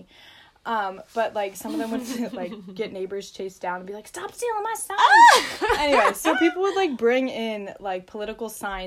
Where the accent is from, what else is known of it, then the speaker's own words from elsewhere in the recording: United States; We're from America.